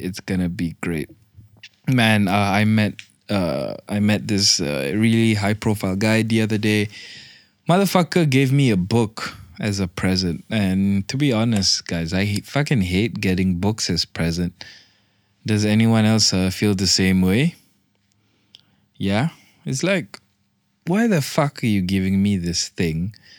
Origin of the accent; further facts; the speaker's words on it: Malaysia; I'm fucking Malaysian.